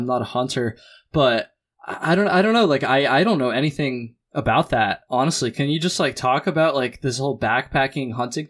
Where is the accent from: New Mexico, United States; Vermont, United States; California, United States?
Vermont, United States; I grew up in Chittenden County, Vermont, so real close to the Long Trail, real close to the Adirondacks, right in the Green Mountains pretty much.